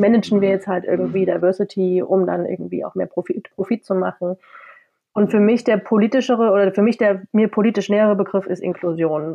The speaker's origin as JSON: {"language": "German", "town": "Halle", "region": "Saxony-Anhalt", "country": "Germany", "moved": "as an adult", "lives_now": "Leipzig, Germany", "said": "ich komme aus Halle, wohne in Leipzig, äh, also ostsozialisiert."}